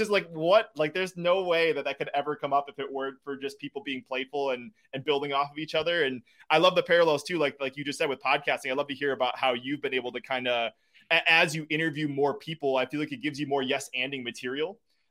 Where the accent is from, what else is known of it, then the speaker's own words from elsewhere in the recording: Wisconsin, United States; I am. Yeah. My parents live 10 minutes away from where we're at right now. My in-laws are 15 minutes away.